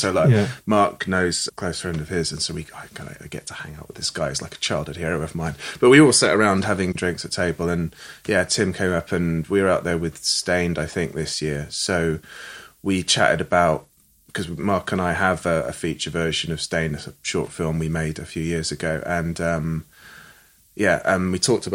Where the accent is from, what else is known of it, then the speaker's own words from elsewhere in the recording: Stroud, South West England, United Kingdom; I grew up in Stroud